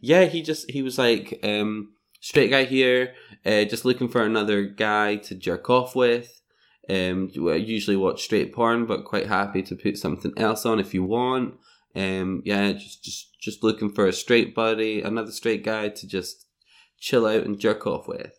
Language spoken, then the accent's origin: English; Scotland, United Kingdom; I'm on holiday from Scotland